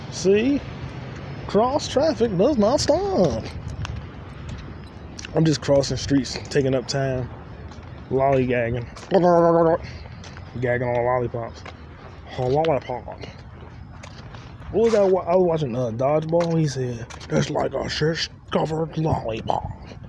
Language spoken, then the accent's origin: English; New York, United States; I got a deep voice. I'm from New York.